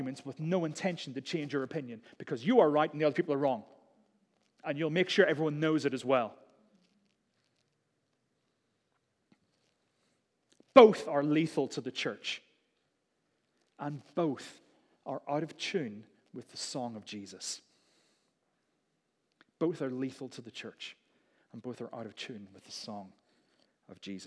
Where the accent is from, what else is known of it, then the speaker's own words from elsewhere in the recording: United Kingdom; We're British.